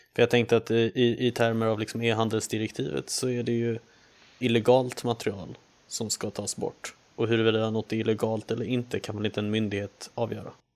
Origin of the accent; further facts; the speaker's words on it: Sweden; vi är ju ändå svenskar